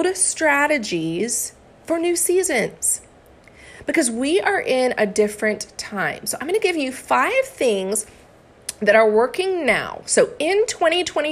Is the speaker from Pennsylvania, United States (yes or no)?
no; Florida, United States; also born or lived in Arkansas; I am from Florida and I went to school in Arkansas.